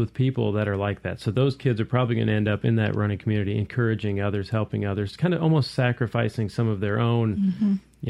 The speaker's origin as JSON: {"language": "English", "region": "Iowa", "country": "United States", "tie": "born or raised there", "moved": "yes", "lives_now": "Mississippi, United States", "said": "I grew up in Iowa"}